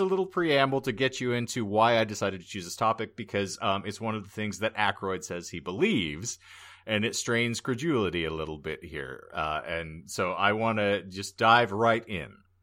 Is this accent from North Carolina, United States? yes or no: no; White Mountains, Arizona, United States; right in the same neighborhood of where I grew up in the White Mountains